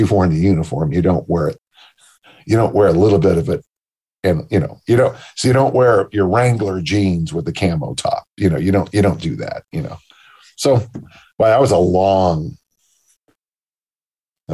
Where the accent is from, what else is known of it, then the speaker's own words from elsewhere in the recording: South San Francisco, California, United States; my hometown of South City is poor. And then of course it's San Mateo County